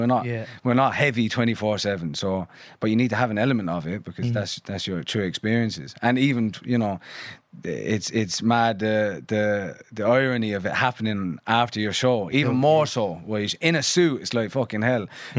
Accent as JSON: {"language": "English", "region": "London", "country": "United Kingdom", "tie": "born there", "said": "I was born in Stoke Newington in Hackney in London."}